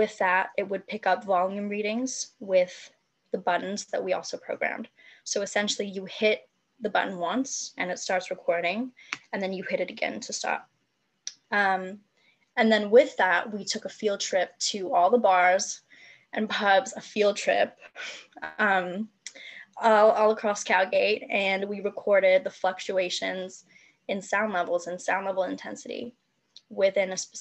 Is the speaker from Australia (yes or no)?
no; Hong Kong; moved away; also born or lived in Edinburgh; I'm from Hong Kong